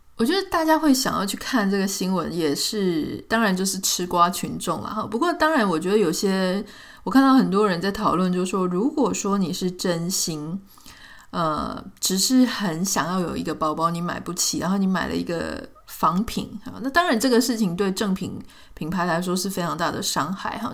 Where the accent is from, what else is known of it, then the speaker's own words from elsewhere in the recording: Taiwan; 我自己也是在台湾长大嘛